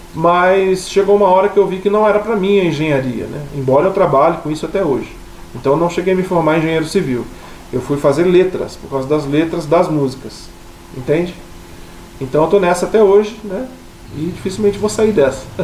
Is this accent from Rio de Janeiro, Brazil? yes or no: yes; Rio de Janeiro, Brazil; also born or lived in Paraná; now in Maringá, Brazil; eu não sou daqui, né? Eu sou carioca vivendo no Paraná